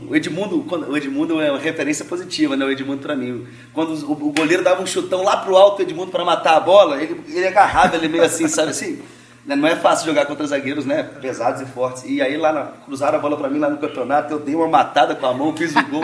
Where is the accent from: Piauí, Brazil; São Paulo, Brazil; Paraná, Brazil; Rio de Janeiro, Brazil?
Rio de Janeiro, Brazil; now in Vitória, Brazil; eu sou carioca de nascimento, capixaba de coração, né? A construção do … que tem hoje é muito Jardim Camburi